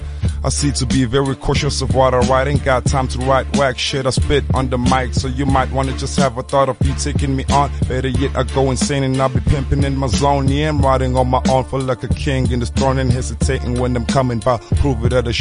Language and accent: English; Durban, KwaZulu-Natal, South Africa; moved away as an adult; I come from Durban